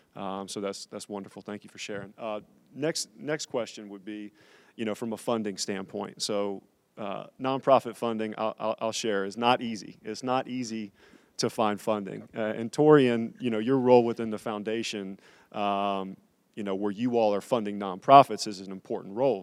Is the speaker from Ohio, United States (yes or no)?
no; Raleigh, North Carolina, United States; born and raised in Raleigh